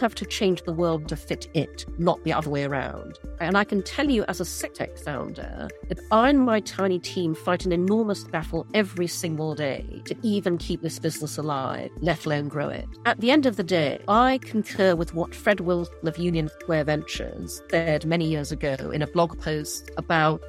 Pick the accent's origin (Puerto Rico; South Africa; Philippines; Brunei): Brunei; also born or lived in London; now in New York, United States; I grew up in Brunei, in Borneo.